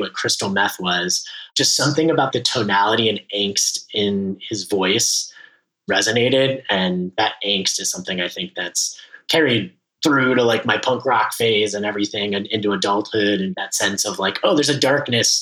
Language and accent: English; Los Angeles, California, United States; I grew up in the Valley, the infamous San Fernando Valley, the Valley of the movies